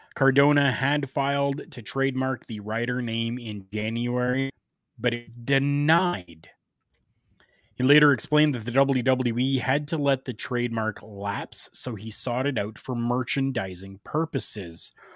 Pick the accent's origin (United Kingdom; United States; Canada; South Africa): Canada; here in my hometown